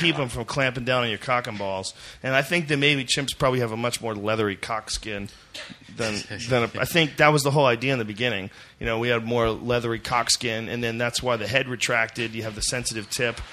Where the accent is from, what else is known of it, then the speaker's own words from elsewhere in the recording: Boston, Massachusetts, United States; where I grew up in Boston